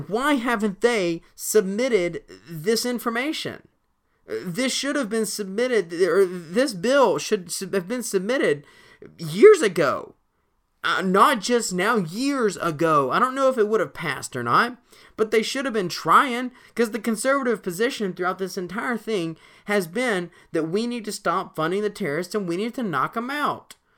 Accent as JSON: {"language": "English", "region": "Alabama", "country": "United States", "tie": "born or raised there", "said": "my home state"}